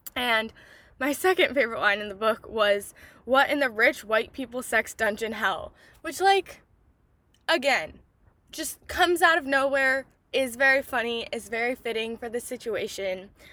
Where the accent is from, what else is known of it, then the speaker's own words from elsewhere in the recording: United States; as a American teenager